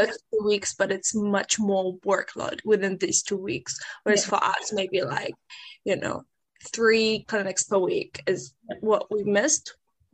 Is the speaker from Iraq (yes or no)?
yes; Iraq; now in Dunedin, New Zealand; I'm from Iraq and I am currently living in Dunedin